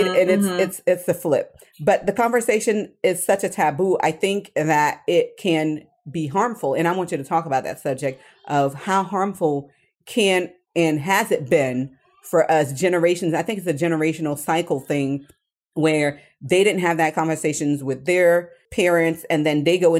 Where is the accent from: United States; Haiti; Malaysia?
Haiti; I'm from Haiti